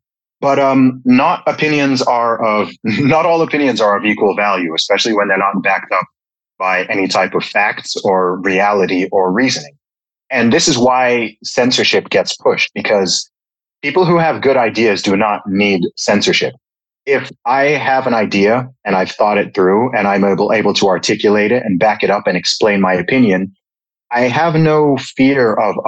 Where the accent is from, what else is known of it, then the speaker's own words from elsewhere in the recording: Saudi Arabia; But I mean, I grew up in the Middle East. I spent 20 years living in Saudi Arabia. Of course, my family background is originally from Nigeria, from West Africa.